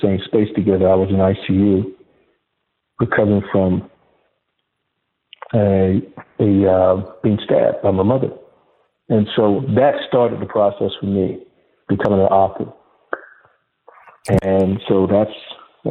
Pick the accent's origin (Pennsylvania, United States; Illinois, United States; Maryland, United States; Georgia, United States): Georgia, United States; Augusta; also born or lived in Washington, D.C.; I was born in Washington, D.C., Noah, and I grew up in East Augusta, Georgia, in a section of the city affectionately known as the Bottom